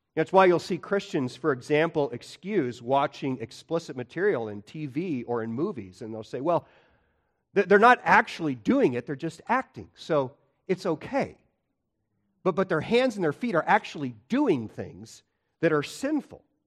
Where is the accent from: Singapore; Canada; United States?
United States; Illinois; I grew up in Illinois